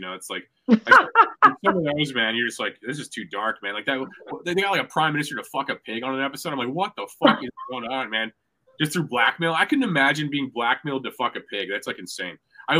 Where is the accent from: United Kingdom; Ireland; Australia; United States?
Ireland; I can't do it. I'm Irish, man. That's how we say goodbye.